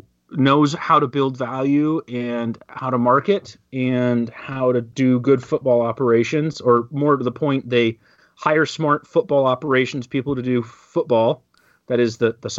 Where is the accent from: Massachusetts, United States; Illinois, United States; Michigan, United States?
Massachusetts, United States; Boston; I'm from Boston